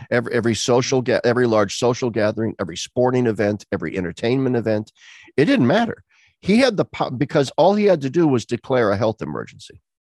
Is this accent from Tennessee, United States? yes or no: no; Pennsylvania, United States; here in my home state of Pennsylvania